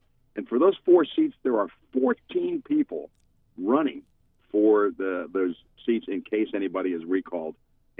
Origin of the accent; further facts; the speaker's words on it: New York, United States; moved away; I grew up in New York, and I'm a Mets fan.